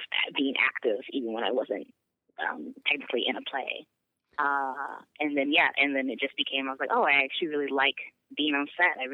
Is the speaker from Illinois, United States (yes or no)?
yes; Chicago, Illinois, United States; I'm from Chicago.